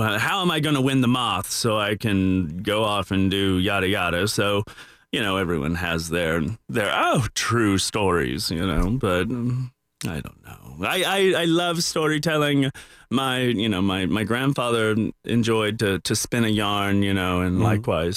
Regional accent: the South, United States; my childhood growing up in the South

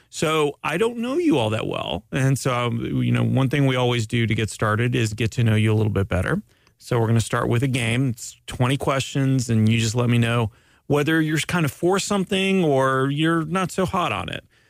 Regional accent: Canada; now in Winter Park, United States; I'm Canadian

